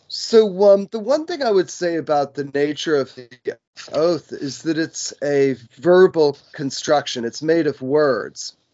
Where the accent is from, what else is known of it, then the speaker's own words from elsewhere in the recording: United States; I was born in the United States and I'm uh, like a um, citizen of the United States.